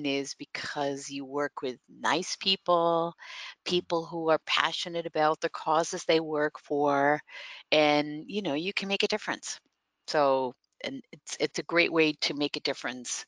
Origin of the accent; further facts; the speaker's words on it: Netherlands; first language Dutch; English is a second language; moved away as an adult; also born or lived in Cape Cod, Massachusetts; now in United States; as a young person growing up, you had to learn English, you know, like Dutch is obviously the first language, but then you learn English. And then what I grew up near the German and Belgian border.